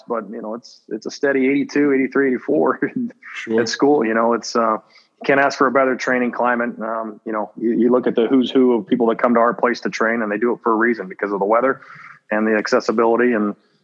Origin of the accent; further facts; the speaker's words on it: West Coast, United States; now in Los Angeles, United States; growing up on the West Coast